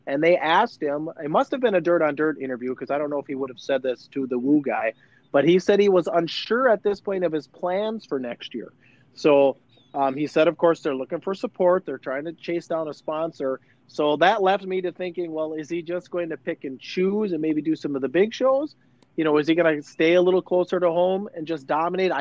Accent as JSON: {"language": "English", "town": "Hibbing", "region": "Minnesota", "country": "United States", "said": "I'm from Hibbing"}